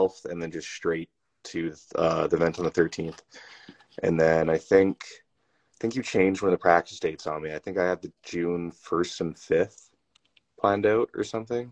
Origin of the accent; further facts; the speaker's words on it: Chilliwack, British Columbia, Canada; Their shop is in my hometown in Chilliwack, BC